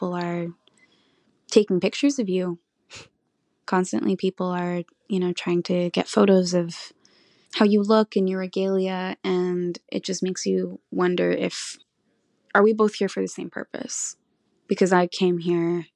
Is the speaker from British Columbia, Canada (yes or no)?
yes; Tla'amin Nation, British Columbia, Canada; I'm from the Tla'amin Nation